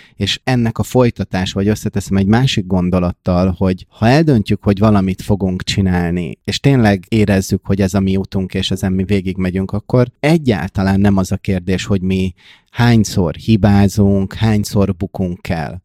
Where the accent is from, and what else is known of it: Hungary